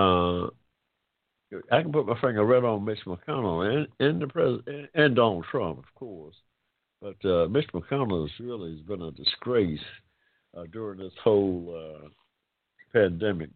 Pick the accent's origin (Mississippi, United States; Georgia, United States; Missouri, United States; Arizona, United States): Georgia, United States; I'm proud of the state of Georgia, though. It's my home state